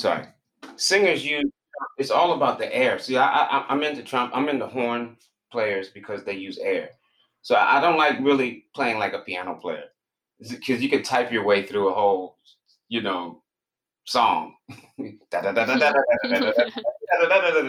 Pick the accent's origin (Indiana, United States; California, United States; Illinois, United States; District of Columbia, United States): District of Columbia, United States; Washington; moved away as an adult; also born or lived in New York / Providence, Rhode Island; now in Baltimore, United States; D.C. was all the formative years was in D.C.